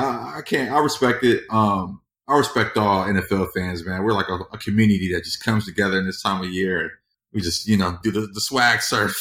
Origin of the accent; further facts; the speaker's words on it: Inglewood, California, United States; born and bred in Inglewood